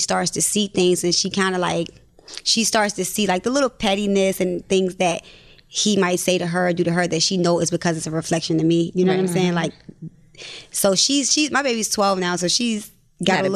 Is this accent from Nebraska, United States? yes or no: no; Baltimore, Maryland, United States; I'm from Baltimore